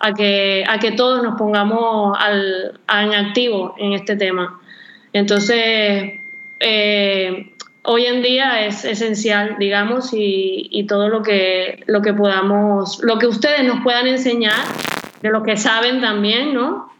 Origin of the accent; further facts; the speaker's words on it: Venezuela; moved away as an adult; also born or lived in Spain; now in Barcelona, Spain; tengo 13 años en España, yo soy venezolana